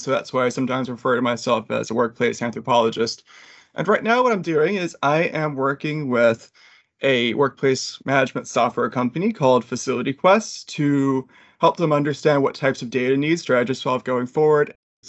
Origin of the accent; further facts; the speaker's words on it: Richmond, Virginia, United States; moved away as an adult; also born or lived in Durham, United Kingdom; I'm an applied anthropologist. I'm originally from the Richmond, Virginia area